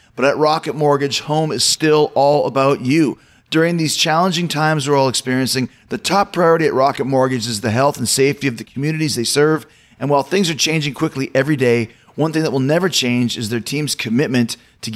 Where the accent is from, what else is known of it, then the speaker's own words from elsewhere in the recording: Winnipeg, Manitoba, Canada; growing up in Winnipeg